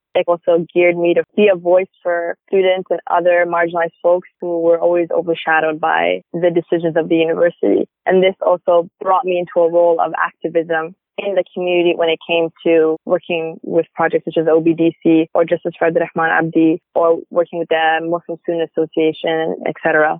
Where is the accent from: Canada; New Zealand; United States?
Canada; Ottawa, Ontario; I'm a recent graduate at the University of Ottawa. I was born and raised in Ottawa